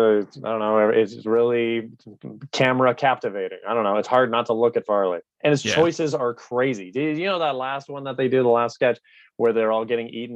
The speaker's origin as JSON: {"language": "English", "country": "Canada", "tie": "born or raised there", "said": "So my mom's from Belgium. My dad's from England. Yeah. We grew up in Canada."}